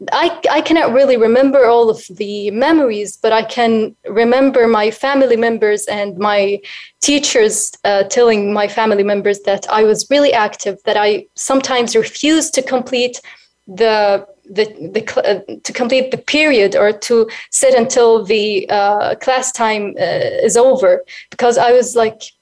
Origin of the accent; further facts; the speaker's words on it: Sarat Abidah, Asir, Saudi Arabia; now in Riyadh, Saudi Arabia; I currently live in Riyadh, but I'm originally from Sarat Abida, which is near to the south.